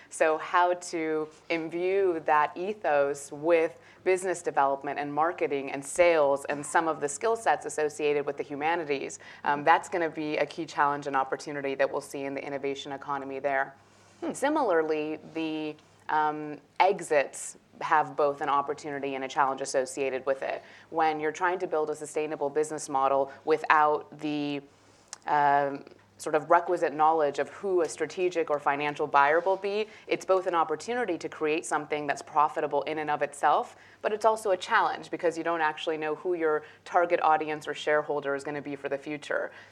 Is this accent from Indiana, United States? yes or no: no; California, United States; also born or lived in Iran; So I was born in Iran and grew up primarily in California.